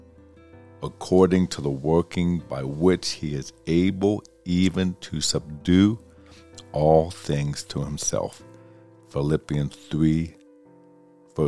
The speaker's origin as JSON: {"language": "English", "town": "Pittsburgh", "region": "Pennsylvania", "country": "United States", "tie": "born or raised there", "said": "We grew up in Pittsburgh"}